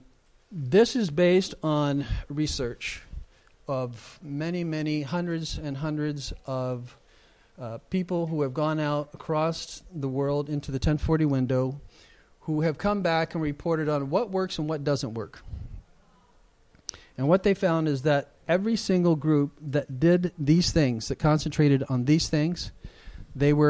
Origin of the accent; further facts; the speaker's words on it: United States; as a Westerner, as an American